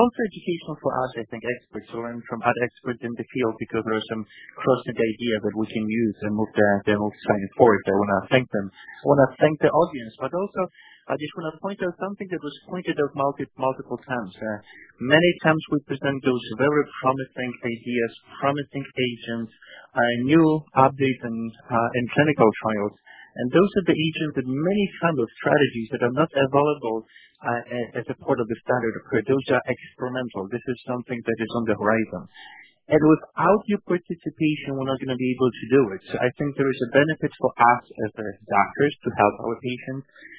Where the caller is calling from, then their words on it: New York, United States; Actually, I'm calling from New York, so it's already afternoon.